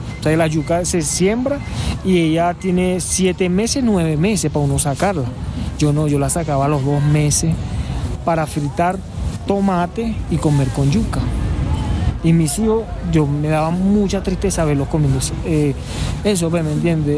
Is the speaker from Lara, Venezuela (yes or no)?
yes; Barquisimeto, Lara, Venezuela; moved away as an adult; now in Bogotá, Colombia; soy venezolano de la ciudad de Barquisimeto, Estado Lara